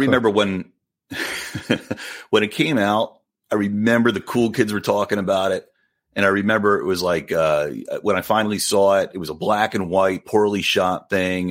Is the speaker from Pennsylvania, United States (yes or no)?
yes; outside of Philly, Pennsylvania, United States; my area where I grew up outside of Philly